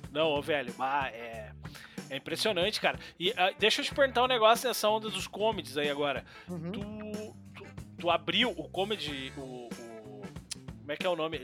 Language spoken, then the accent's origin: Portuguese; Novo Hamburgo, Rio Grande do Sul, Brazil; moved away as an adult; now in Sapiranga, Brazil; eu sou, eu sou nascido e criado em Canudos, ali em Novo